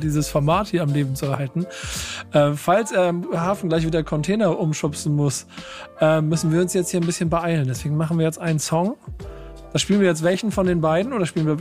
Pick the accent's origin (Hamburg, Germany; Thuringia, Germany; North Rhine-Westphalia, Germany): Hamburg, Germany; ich als Hamburger